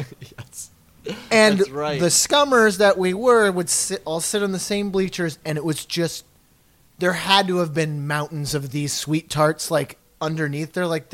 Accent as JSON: {"language": "English", "region": "Midwest", "country": "United States", "said": "we are from the Midwest"}